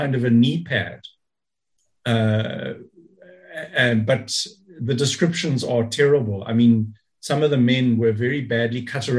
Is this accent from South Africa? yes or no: yes; South Africa; a South African